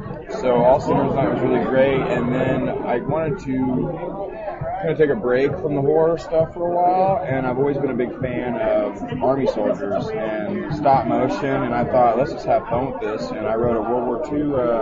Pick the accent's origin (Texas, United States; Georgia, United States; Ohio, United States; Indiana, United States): Indiana, United States; Indianapolis; I'm from Indianapolis, raised on the West Side, Catholic boy, Eagle Scout.